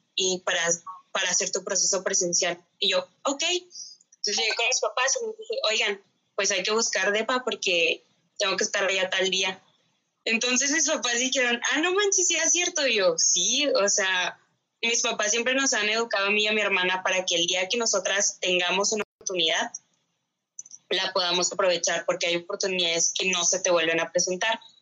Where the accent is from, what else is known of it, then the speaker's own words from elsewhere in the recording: Ciudad Juárez, Chihuahua, Mexico; now in Chihuahua, Mexico; Yo nací aquí en Chihuahua, Chihuahua, pero crecí la mayor parte del tiempo en Ciudad Juárez y luego ya me regresé aquí a Chihuahua.